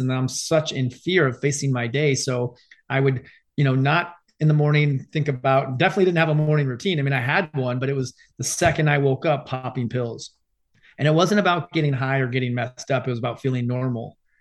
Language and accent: English; Arizona, United States; I grew up in Arizona, grew up my whole life playing sports